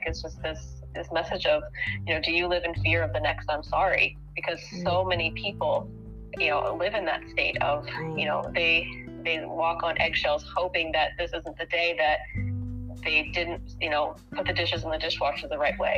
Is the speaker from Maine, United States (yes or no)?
no; Ohio, United States; my home state of Ohio